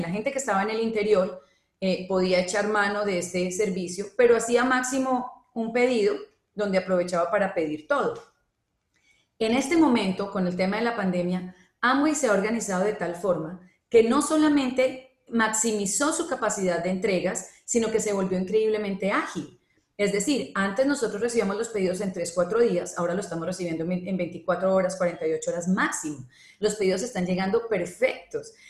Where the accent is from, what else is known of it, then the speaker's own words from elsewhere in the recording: Colombia; now in Panama; en Colombia, por ejemplo, que es de donde yo soy